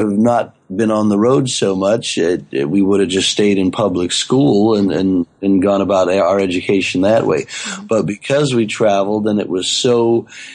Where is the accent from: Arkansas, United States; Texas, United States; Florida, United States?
Texas, United States; Dallas; I grew up in Dallas, outside of Dallas, Texas, southeast Dallas, actually.